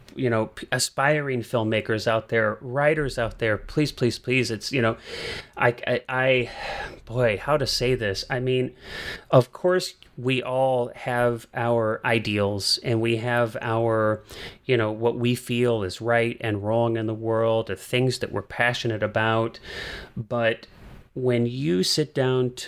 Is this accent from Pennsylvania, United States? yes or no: no; St. Charles, Missouri, United States; I grew up outside of St. Louis, Missouri, in the suburbs of St. Louis, and like pretty far out from St. Louis